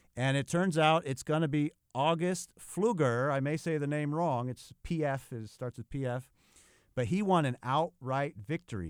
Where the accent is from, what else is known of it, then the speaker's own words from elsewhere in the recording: California, United States; California, my home state